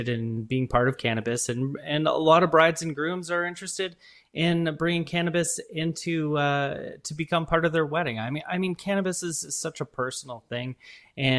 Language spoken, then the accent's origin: English; Brampton, Ontario, Canada; I grew up in Brampton, Ontario, which is the city next door to Mississauga